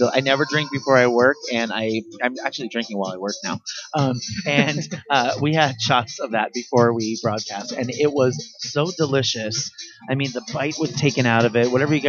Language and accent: English; Los Angeles, California, United States; it's kind of like a staple when you grow up in Los Angeles or in Orange County, as Monks did.